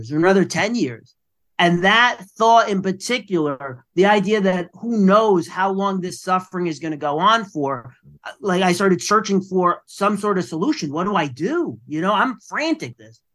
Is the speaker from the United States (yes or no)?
yes; New York City, New York, United States; I am from the Bronx, New York